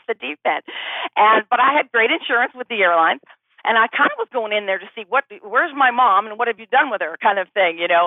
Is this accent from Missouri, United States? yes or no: no; Bay Area, California, United States; moved away as an adult; also born or lived in Los Angeles, California; now in Austin, United States; I grew up in the Bay Area